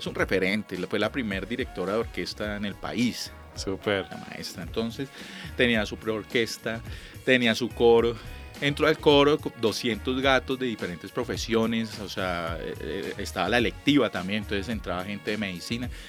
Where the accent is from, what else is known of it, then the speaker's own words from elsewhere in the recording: Ibagué, Tolima, Colombia; now in Bogotá, Colombia; yo llegué a, de Ibagué, una provincia, Ibagué es era un pueblo de paso